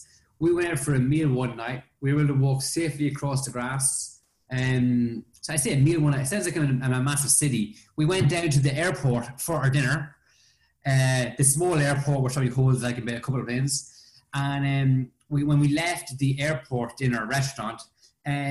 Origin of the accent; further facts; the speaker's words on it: Ireland; me being Irish